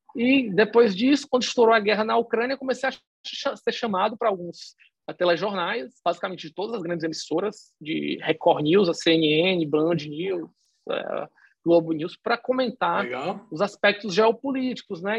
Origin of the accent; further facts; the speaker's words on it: Fortaleza, Ceará, Brazil; eu nasci em Fortaleza, no Ceará